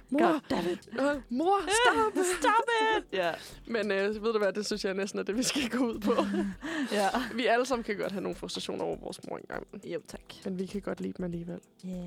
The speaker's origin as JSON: {"language": "Danish", "town": "Korsør", "region": "Zealand", "country": "Denmark", "said": "og så skal jeg øhm, med hjem til Kursør, hvor jeg er fra"}